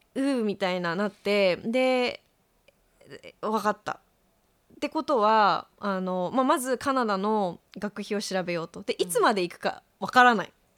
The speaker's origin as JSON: {"language": "Japanese", "country": "Japan", "also_born_or_lived": "China", "moved": "yes", "said": "日本にいた時は家族のあり方がすごく嫌で攻めて、逃げてきて"}